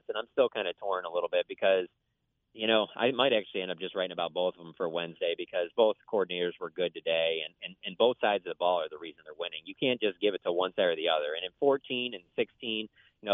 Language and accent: English; Detroit, Michigan, United States; I grew up in Detroit